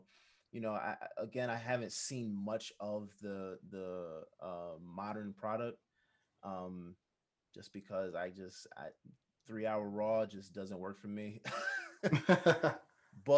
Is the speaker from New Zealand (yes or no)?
no; Jamaica; Being a Jamaican